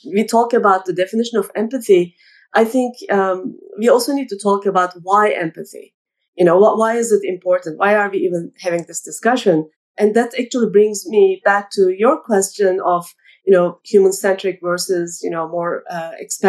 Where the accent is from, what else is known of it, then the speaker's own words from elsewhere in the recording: Turkey; I grew up in Turkey